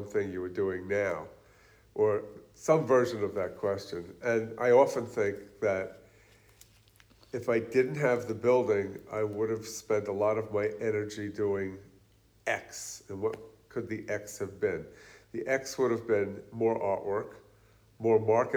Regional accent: New York City, New York, United States; moved away as an adult; also born or lived in Queens; now in Pennsylvania, United States; I'm from New York City

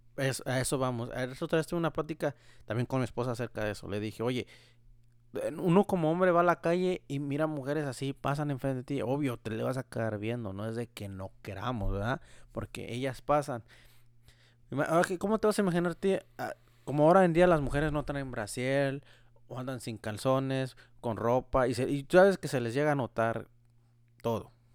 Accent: Mexico; moved away; estaba yo en mi pueblo, allá en México

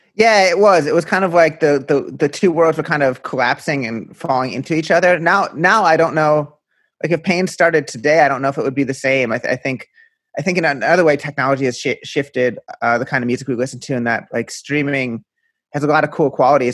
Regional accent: outside of Philadelphia, Pennsylvania, United States; moved away as an adult; also born or lived in Brooklyn; I grew up outside of Philly

